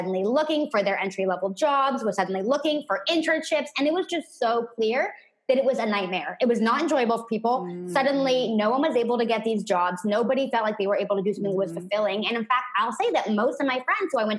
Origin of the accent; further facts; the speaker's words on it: San Francisco Bay Area, California, United States; I grew up in the San Francisco Bay Area in a very traditional family